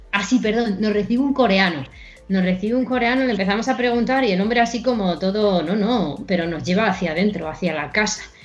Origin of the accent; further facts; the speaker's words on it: Madrid, Community of Madrid, Spain; éramos de Madrid